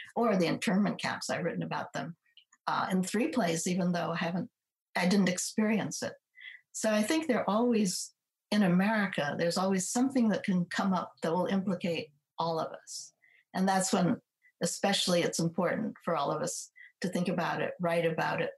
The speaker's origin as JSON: {"language": "English", "town": "Ann Arbor", "region": "Michigan", "country": "United States", "tie": "born or raised there", "also_born_or_lived": "Berkeley / Stanford", "moved": "as an adult", "lives_now": "Cambridge, United States", "said": "I was in Ann Arbor from from the time I was born through high school."}